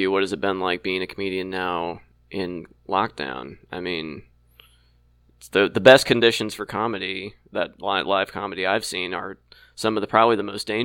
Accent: Bloomington, Indiana, United States; also born or lived in Ukiah, California; I was born in Bloomington and I went to oh, school okay. there, but I live just north of Indianapolis now.

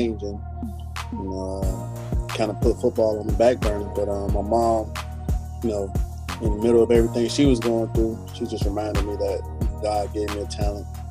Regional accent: Miami, Florida, United States; I'm from Miami, Miami, Florida

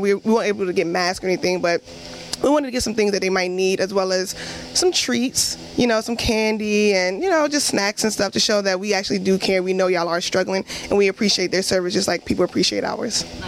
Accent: New York City, New York, United States; I am from Brooklyn, New York, and I am an OS2

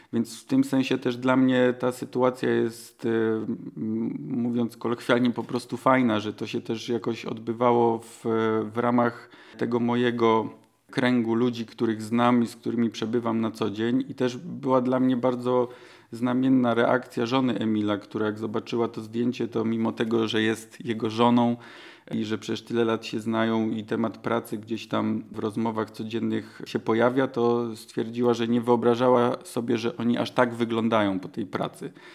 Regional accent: Silesian Voivodeship, Poland; mieszkałem, urodziłem się na Górnym Śląsku, potem chwilę mnie nie było w okresie studiów i, i, pierwszych prac związanych z fotografią i w 2010 roku wróciłem

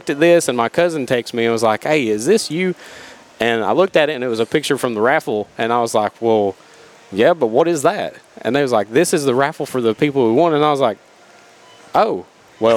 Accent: South Greene area, Greene County, Tennessee, United States; I grew up in the South Greene area

